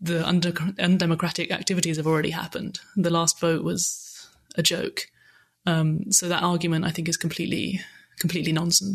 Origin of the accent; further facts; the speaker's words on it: close to Brighton, South East England, United Kingdom; moved away as an adult; now in Germany; I'm English, yeah. I'm actually from close to Brighton